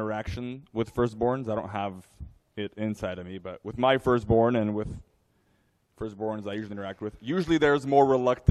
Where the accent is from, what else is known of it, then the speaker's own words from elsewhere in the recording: United States; I was born in America.